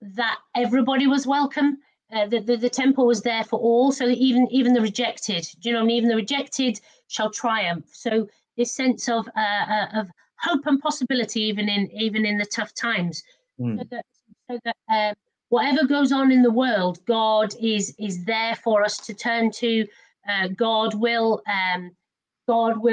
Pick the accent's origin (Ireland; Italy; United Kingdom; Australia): United Kingdom; Wales; when I was a very small child, I was brought up in in the Mother Church of Nonconformity in Wales